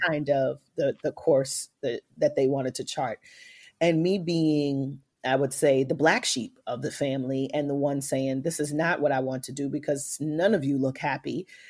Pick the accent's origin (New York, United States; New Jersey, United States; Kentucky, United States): New York, United States; New York City; coming from New York City Public Housing, A K A the projects